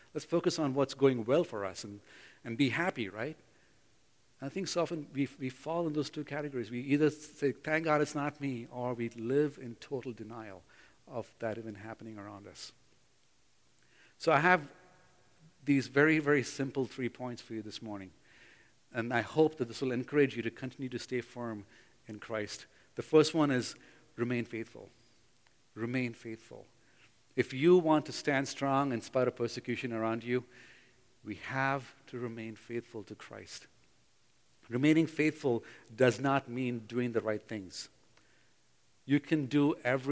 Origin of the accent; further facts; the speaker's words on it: Bangalore, Karnataka, India; moved away; in Bangalore, in my hometown where I grew up.